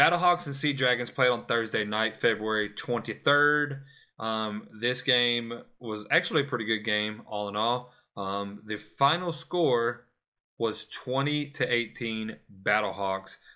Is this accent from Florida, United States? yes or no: yes; Florida, United States; my home state, Florida